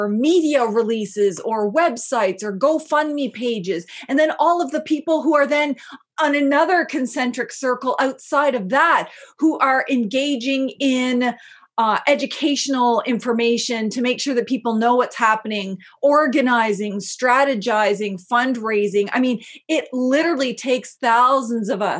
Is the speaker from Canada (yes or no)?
yes; Canada; I'm not from Shikwetmik territory, I'm from Mi'kma'ki